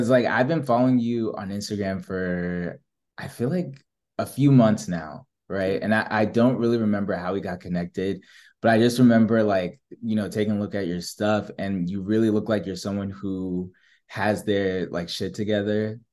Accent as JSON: {"language": "English", "region": "New Jersey", "country": "United States", "moved": "yes", "said": "I'm from Jersey"}